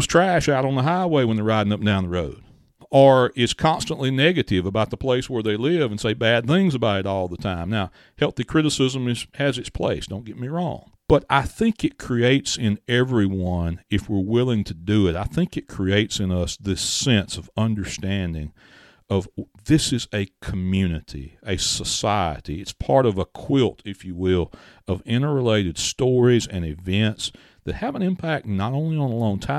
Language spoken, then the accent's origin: English; Mathiston, Mississippi, United States; why is it important that if I'm from Mathiston that I know who Mr. Mathis was